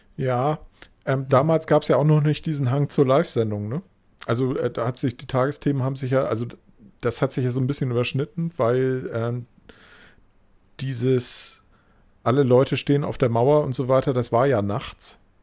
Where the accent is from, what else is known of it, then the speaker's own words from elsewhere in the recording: West Germany, Germany; ich halt da dann wirklich einfach als Wessi